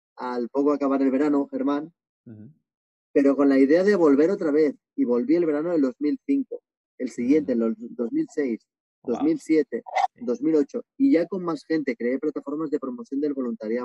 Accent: Barcelona, Catalonia, Spain; moved away as an adult; also born or lived in Asia; now in Bali, Indonesia; yo tengo 43 años, soy de Barcelona y llevo pues 17 años viviendo fuera de España, viviendo en varios países asiáticos

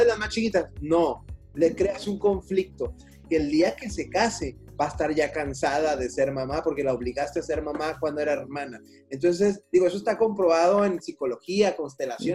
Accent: Mexico; así somos los mexicanos

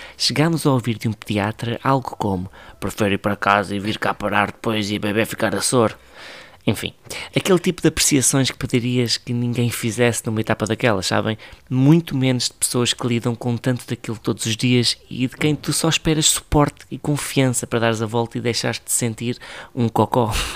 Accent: Ribatejo, Portugal; E eu sou do Ribatejo

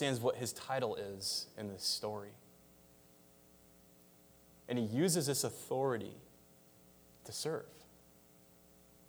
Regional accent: United States; as an American.

